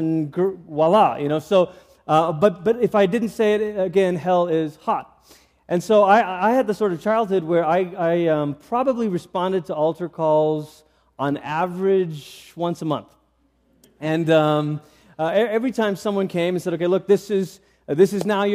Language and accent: English; Malaysia; I grew up in Malaysia